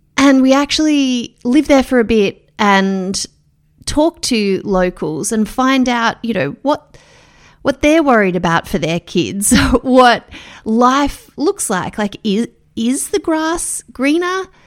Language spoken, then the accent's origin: English; Melbourne, Victoria, Australia; I'm from Melbourne